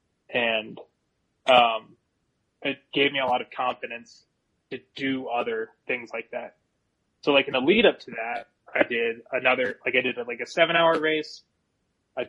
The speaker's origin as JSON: {"language": "English", "town": "Las Vegas", "region": "Nevada", "country": "United States", "tie": "born or raised there", "also_born_or_lived": "Milwaukee, Wisconsin / Eugene, Oregon", "moved": "as an adult", "lives_now": "Colorado, United States", "said": "I lived in Las Vegas for minus, like, the 3 years that I had growing up in Milwaukee. Like, my entire life I was in Las Vegas."}